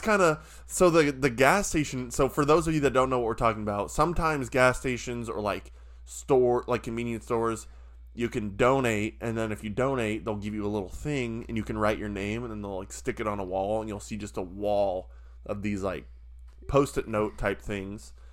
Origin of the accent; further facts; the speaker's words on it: Nebraska, United States; I'm from Nebraska